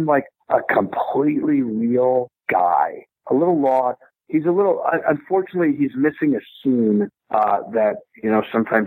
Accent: Bethlehem, Pennsylvania, United States; also born or lived in Los Angeles; now in Fayetteville, United States; it was shot in my hometown. It was shot in Bethlehem, Pennsylvania.

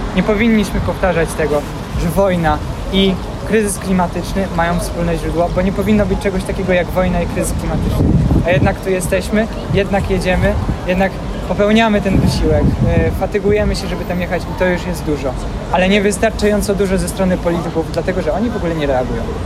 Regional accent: Ukraine; now in Poland; jestem Ukraińcem

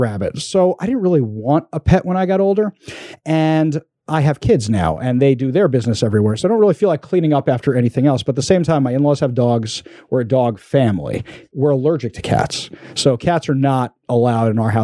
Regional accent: New York, United States; now in Seattle, United States; I'm from New York originally

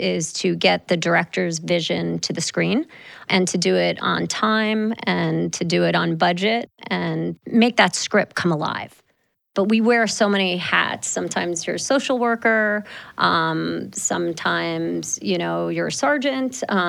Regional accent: New Jersey, United States; moved away as an adult; also born or lived in New York; now in Los Angeles, United States; I grew up in New Jersey, and Hollywood seemed very far away.

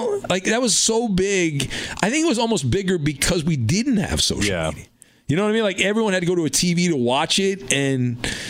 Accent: Orange County, California, United States; I grew up in Orange County.

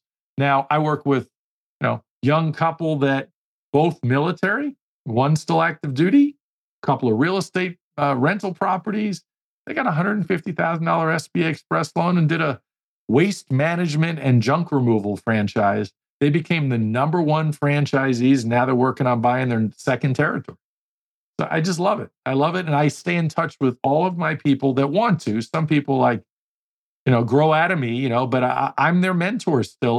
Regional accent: New York, United States; I learned and adapted because I was from New York. Accent is completely gone on purpose.

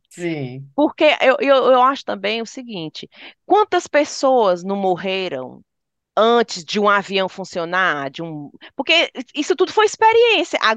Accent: Fortaleza, Ceará, Brazil; E a gente, como fortalezense, é?

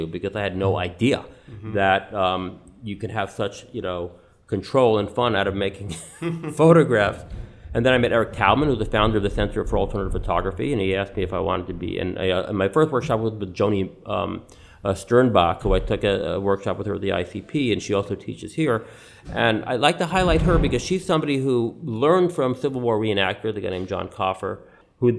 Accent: New York City, New York, United States; I was born in New York City. My father was born here, my grandfather

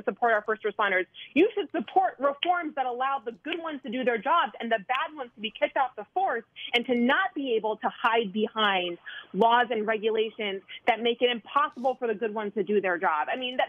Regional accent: Wisconsin, United States; As you and as most of your listeners know, I'm from Wisconsin. I spent most of the summer in Wisconsin with my family.

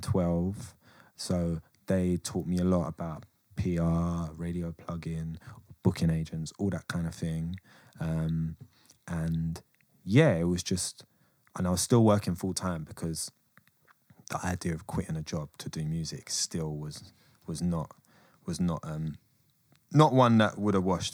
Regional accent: England, United Kingdom; I'm English.

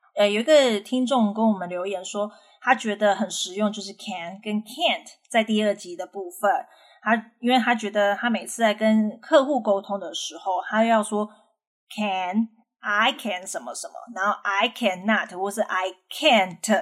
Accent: Taiwan; 我们台湾人

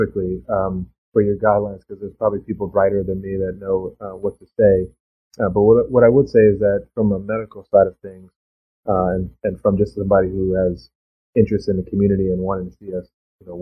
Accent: Bahamas; also born or lived in Florida; now in United States; my home country, the Bahamas

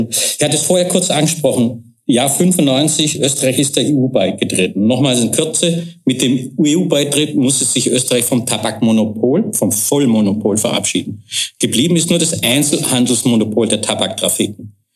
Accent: Germany; Ich glaube, selbst ich als Deutscher habe das herausgehört.

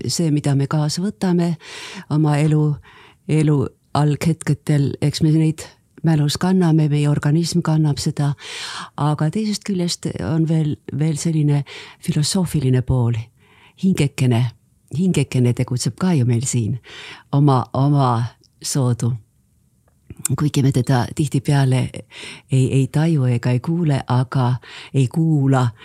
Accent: Ulyanovsk, Ulyanovsk Oblast, Russia; born there; nii et mina olen sündinud Uljanovskis neljakümne kolmandal aastal, aga muidugi sel ajal väga paljud, paljud eestlased, kes sinna sattusid, kartsid sünnitada

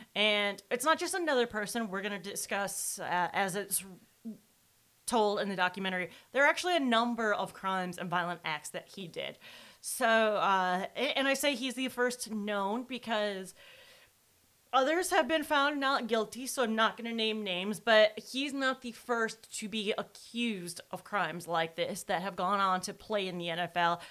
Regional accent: Wisconsin, United States; I am from Wisconsin

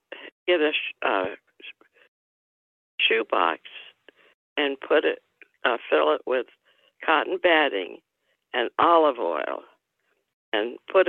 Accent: Tampa, Florida, United States; I was born in Tampa, Florida, on August 5th, 1931. It was in the midst of the Depression.

